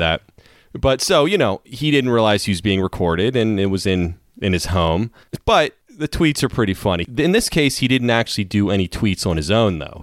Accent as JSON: {"language": "English", "country": "United States", "said": "as an American, American"}